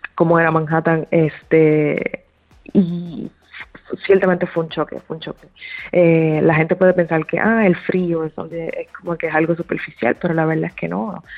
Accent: Puerto Rico; moved away as an adult; also born or lived in New York City, United States; now in Los Angeles, United States; desde que me mudé a la ciudad de Nueva York regresé a Puerto Rico

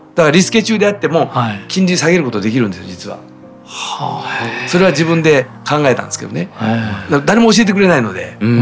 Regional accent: Kobe, Hyogo, Japan; accent: Kansai-ben; moved away as an adult; now in Tokyo, Japan

